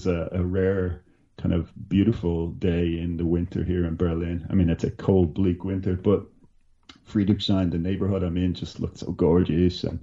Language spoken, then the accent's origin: English; Dublin, County Dublin, Ireland; And I, when I come from Dublin, I, I don't know if you've been to Ireland or to Dublin, but uh, it, it's a small place.